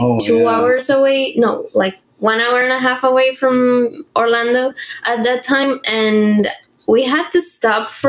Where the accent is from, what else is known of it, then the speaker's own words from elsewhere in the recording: Venezuela; moved away as an adult; now in United States; we're both from Venezuela